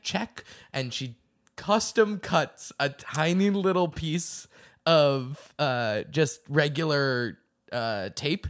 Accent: the Northeast, New England, United States; I'm from the Northeast

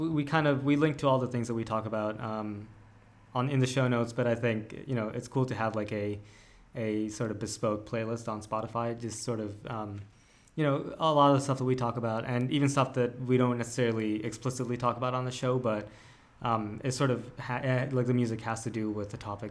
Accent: India; I'm Indian

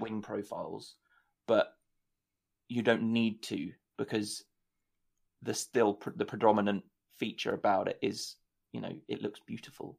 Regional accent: United Kingdom; as a Brit

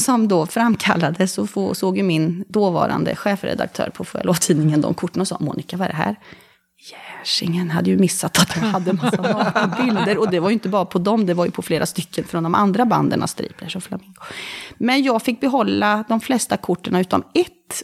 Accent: Karlskoga, Örebro County, Sweden; moved away as an adult; now in Bohuslän, Sweden; jag är från Karlskoga. Där jag har kvar min mamma och några, två av mina syskon.

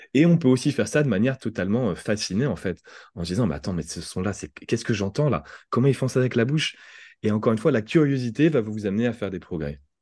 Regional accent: France; accent: French; en, tant que Français

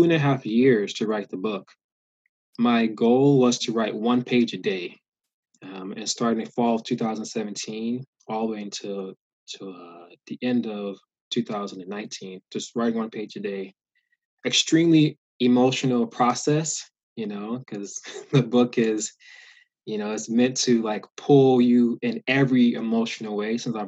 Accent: the South, United States; Growing up in the South, I saw continual reminders of slavery in the South

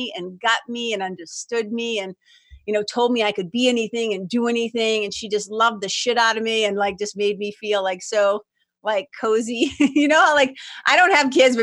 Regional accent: Lawrence, Massachusetts, United States; moved away as an adult; also born or lived in Boston, Massachusetts / Los Angeles, California; now in New Hampshire, United States; I grew up in Lawrence, Mass, which is like 30 miles, little mill town, immigrant city, 30 miles north of Boston

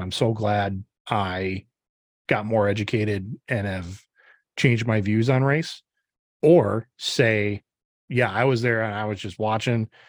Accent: Upper Midwest, United States; middle-aged, upper Midwestern, born and raised white

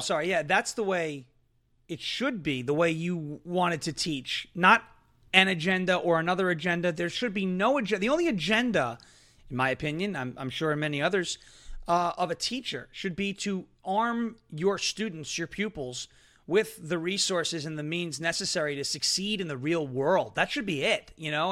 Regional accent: New York, United States; now in Tennessee, United States; I come from New York. I live in Tennessee now

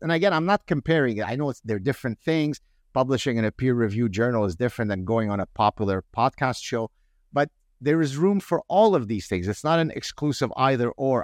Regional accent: Canada; I grew up in Canada where, you know, in the early eighties

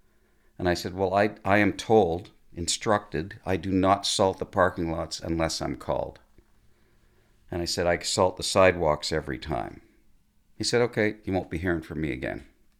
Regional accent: Mississauga, Ontario, Canada; I grew up in Mississauga, a little area called Lorne Park.

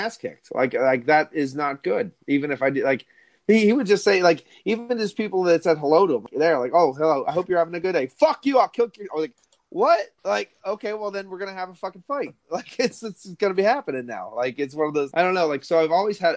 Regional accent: Berwick, United States; I'm from Berwick

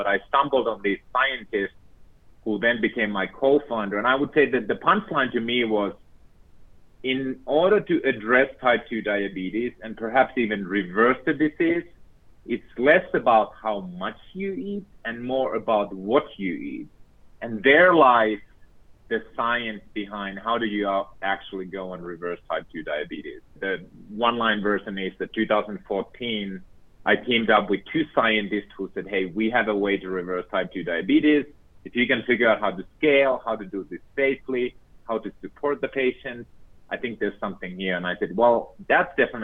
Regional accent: Finland; moved away; I was born and raised in Finland

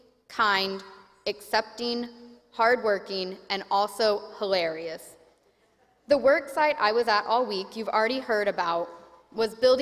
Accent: Oklahoma, United States; moved away; I grew up in the Presbyterian Church in Oklahoma

